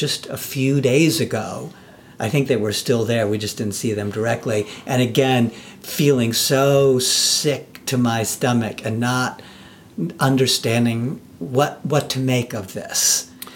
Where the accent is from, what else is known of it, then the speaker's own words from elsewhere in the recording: New York City, New York, United States; I'm also born and raised in Manhattan.